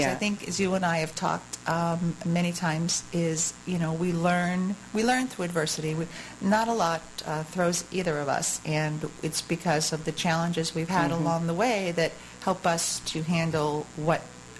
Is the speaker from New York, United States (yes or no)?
yes; New York, United States; moved away; also born or lived in California / Boston; I grew up in New York.